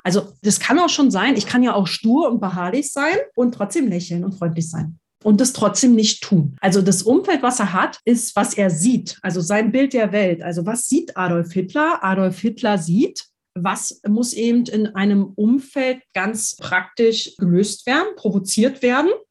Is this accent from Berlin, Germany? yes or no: yes; Berlin, Germany; ich bin ja in Berlin zur Schule gegangen